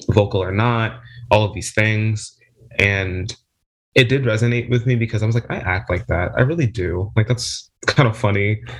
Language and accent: English; New Jersey, United States; I'm 20, very young, I know. I'm from New Jersey, South Jersey specifically.